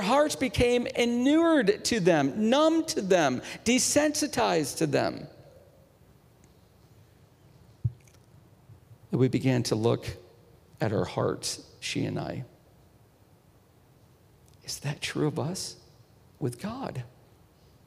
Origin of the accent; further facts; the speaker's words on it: Northeast, United States; I'm from the Northeast. We've got the Poconos.